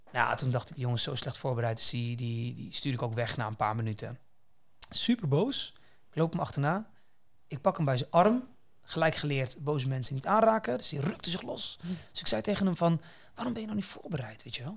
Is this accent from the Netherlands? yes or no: yes; Netherlands; wij hier als Nederlanders in Nederland